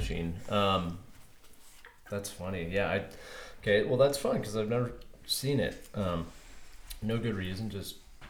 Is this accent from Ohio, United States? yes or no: no; Colorado, United States; now in California, United States; I'm from Colorado.